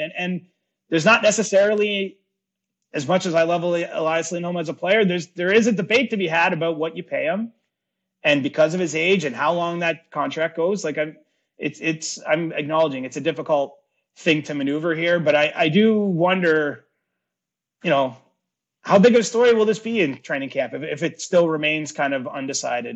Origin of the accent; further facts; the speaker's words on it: Cobourg, Ontario, Canada; my three closest buddies that I grew up with in the Coburg area